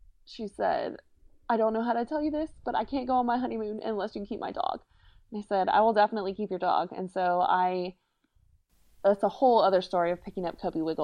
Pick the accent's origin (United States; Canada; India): United States; South Louisiana; I'm from South Louisiana